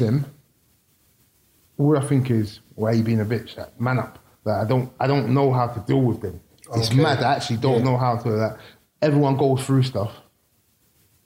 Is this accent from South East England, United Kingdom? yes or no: no; London, United Kingdom; also born or lived in Battersea; I grew up in Tooting, but as a baby, when I was born, I lived in Battersea.